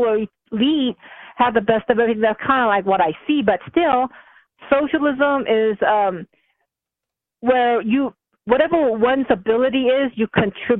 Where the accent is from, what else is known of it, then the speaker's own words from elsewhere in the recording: United States; I'm calling in as an American communist